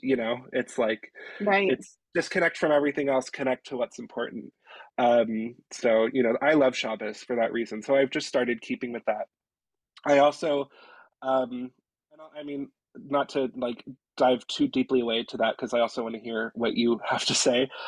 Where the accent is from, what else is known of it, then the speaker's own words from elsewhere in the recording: Reading, Pennsylvania, United States; moved away as an adult; also born or lived in Mohnton, Pennsylvania; now in Canada; I grew up in the Jewish community of Reading, Pennsylvania.